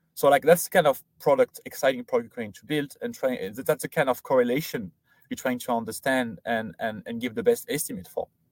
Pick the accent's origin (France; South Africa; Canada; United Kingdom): France; moved away; I grew up in France, did all my studying in there, uh, so high school, uh, and then university there